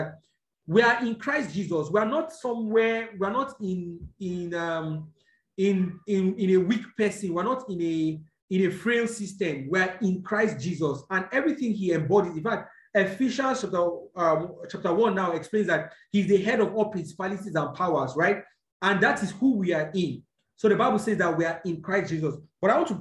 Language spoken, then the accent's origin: English; Nigeria; I'm a Nigerian because I was born here